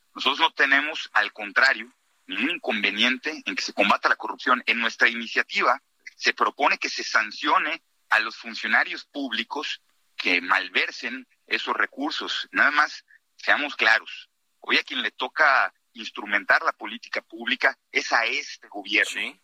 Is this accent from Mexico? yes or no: yes; Yucatán, Mexico; Soy yucateco, en Yucatán hemos vivido duro y tupido los huracanes